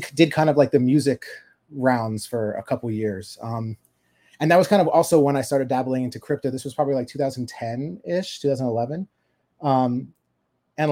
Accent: Florida, United States; I'm originally from Florida

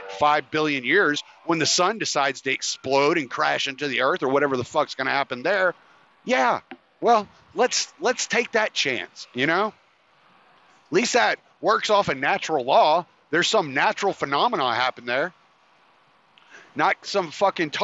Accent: United States; us as the American people

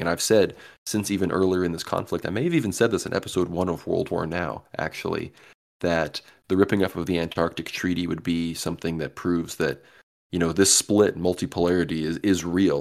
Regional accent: Austin, Texas, United States; my hometown here, Austin, Texas

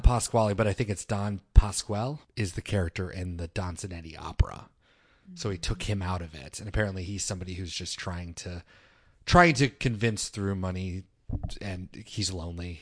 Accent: Northern Virginia, United States; I'm from Northern Virginia

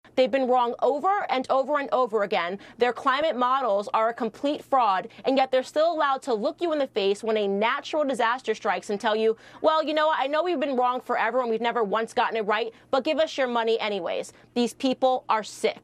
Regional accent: Wrightsville Beach, North Carolina, United States; I grew up in Wrightsville Beach, North Carolina.

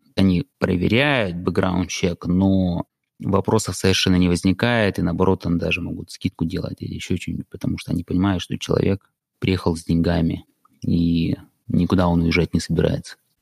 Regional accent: Krasnodar, Krasnodar Krai, Russia; moved away as an adult; also born or lived in San Francisco, United States; now in United States; оригинально я из России, из Краснодара, и в США я переехал около 11 лет назад

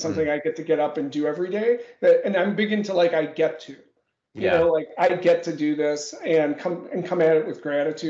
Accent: Milwaukee, Wisconsin, United States; Born and bred in Wisconsin, Milwaukee to be specific.

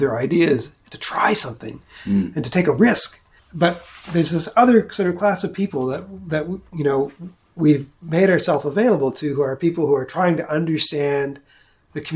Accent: New Brunswick, Canada; now in Kentville, Canada; I am from New Brunswick

